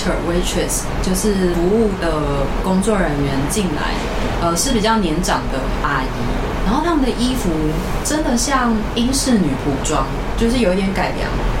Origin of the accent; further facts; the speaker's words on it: Taiwan; 因为我们台湾人可能不会特别想要去日本吃香蕉，